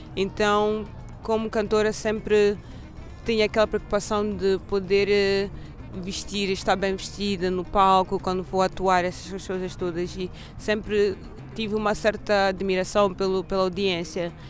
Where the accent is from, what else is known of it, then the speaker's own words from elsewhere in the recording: Mozambique; also born or lived in Porto / Lisbon; now in Stockholm, Sweden; como moçambicana, uh, cresci